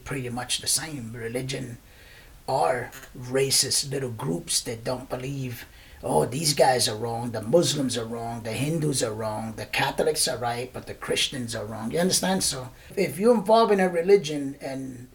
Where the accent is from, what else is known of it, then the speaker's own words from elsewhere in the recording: Puerto Rico; also born or lived in Brooklyn, New York, United States; I was born and raised in Brooklyn, in Bushwick. My parents are from Puerto Rico. My mom decided to move back. So then we moved back to Puerto Rico when I was about 3 years old.